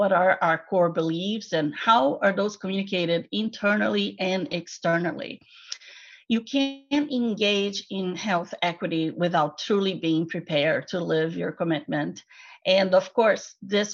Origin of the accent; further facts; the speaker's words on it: Brazil; moved away; I'm from Brazil